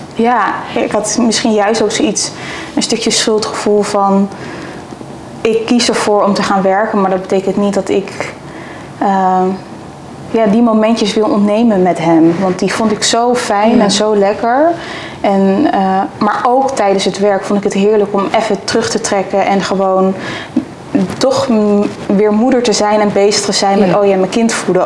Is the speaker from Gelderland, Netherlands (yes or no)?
yes; Zevenaar, Gelderland, Netherlands; also born or lived in Amsterdam; ik kom uit Zevenaar